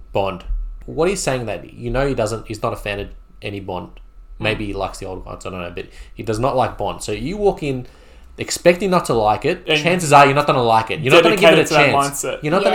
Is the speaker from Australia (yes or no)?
yes; Australia; we're Australian